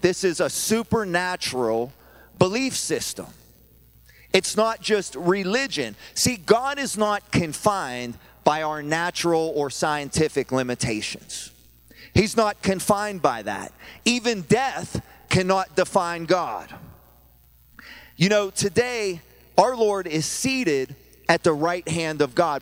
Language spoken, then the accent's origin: English; Pittsburgh, Pennsylvania, United States; I'm from Pittsburgh